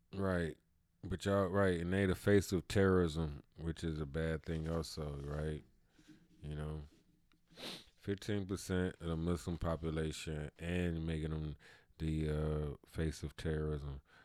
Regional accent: Cleveland, Ohio, United States; I'm from Cleveland, Ohio, so that's all I ever been, that's all I ever know

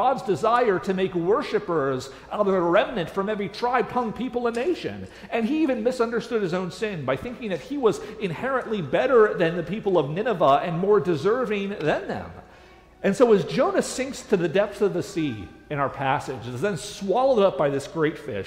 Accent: United States; as an American

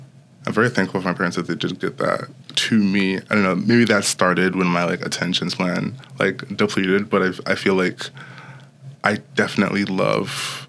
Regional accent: New York City, New York, United States; also born or lived in Broward County, Florida / The Bronx; I grew up in New York City. My parents were worried about how safe the schooling system was there, like back in the early 2000s. So we moved to Broward County, Florida

